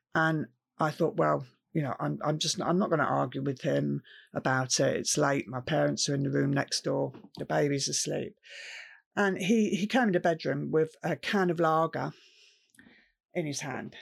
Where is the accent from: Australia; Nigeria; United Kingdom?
United Kingdom; Camberley, South East England; I grew up in Camberley, which is a town in Surrey